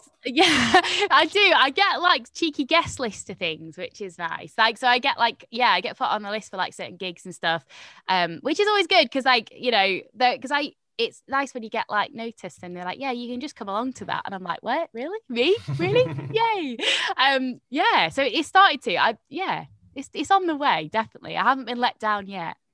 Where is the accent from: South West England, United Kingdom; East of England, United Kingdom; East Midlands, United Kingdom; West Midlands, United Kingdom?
East Midlands, United Kingdom; Nottingham; now in London, United Kingdom; I'm originally from Nottingham